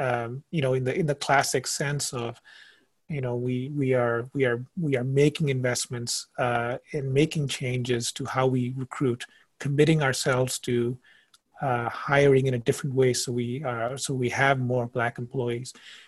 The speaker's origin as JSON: {"language": "English", "country": "India", "tie": "born or raised there", "also_born_or_lived": "Indonesia", "lives_now": "United States", "said": "Well, I grew up in India and Indonesia. And so if anything, I would have first said, I didn't think I'd be in the States."}